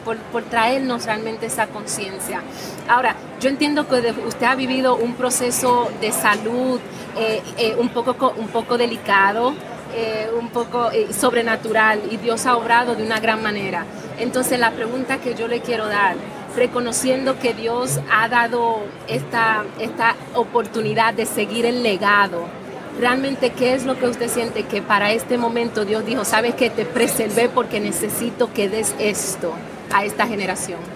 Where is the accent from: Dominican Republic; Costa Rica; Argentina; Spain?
Dominican Republic; el talento que está saliendo de mi tierra